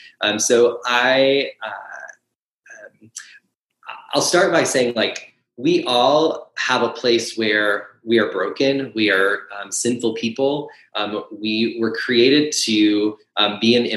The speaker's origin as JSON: {"language": "English", "region": "Michigan", "country": "United States", "moved": "as an adult", "lives_now": "Kansas City, United States", "said": "I'm actually originally from Michigan"}